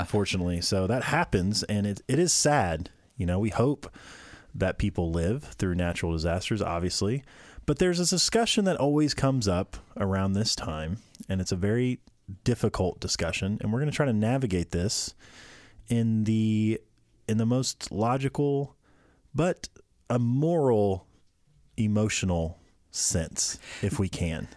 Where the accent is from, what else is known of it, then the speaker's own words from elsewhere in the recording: Midwest, United States; we grew up in the Midwest.